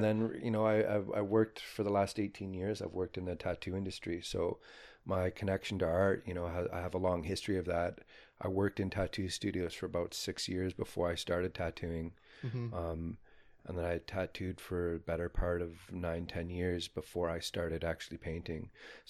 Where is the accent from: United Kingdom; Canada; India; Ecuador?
Canada; Windsor, Ontario; born there; Well, I was born in Windsor, Ontario. My reserve of Chippewa the Thames is about 2 hours from Windsor.